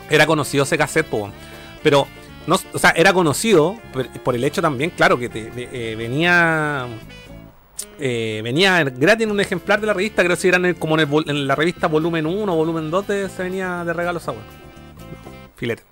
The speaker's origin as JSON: {"language": "Spanish", "town": "Vallenar", "region": "Atacama", "country": "Chile", "tie": "born or raised there", "said": "mi ciudad natal"}